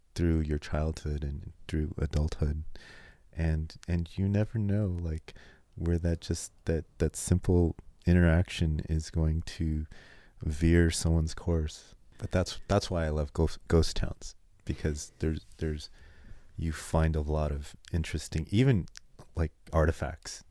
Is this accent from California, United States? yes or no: yes; California, United States; growing up in California